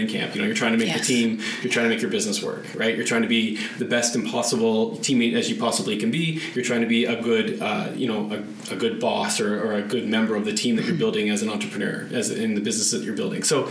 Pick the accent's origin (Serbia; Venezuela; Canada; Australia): Canada; being a Canadian kid and in the winters.